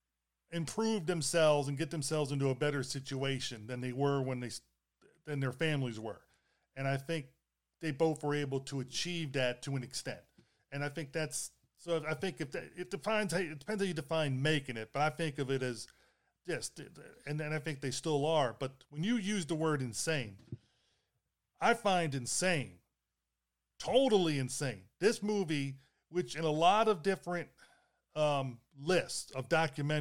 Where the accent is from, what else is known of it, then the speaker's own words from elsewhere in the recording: Baltimore, Maryland, United States; I grew up in Baltimore City